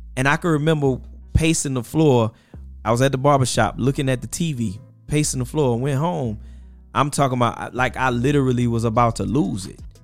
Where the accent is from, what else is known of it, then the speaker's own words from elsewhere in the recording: Mississippi Gulf Coast, United States; now in Birmingham, United States; Mississippi Gulf Coast area, New Orleans, my family is in that whole area